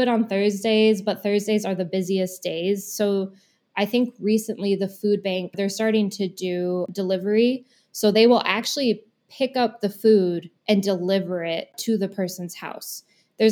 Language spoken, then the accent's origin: English; Madison, Wisconsin, United States; moved away; I'm originally from Madison and I moved back here over the summer.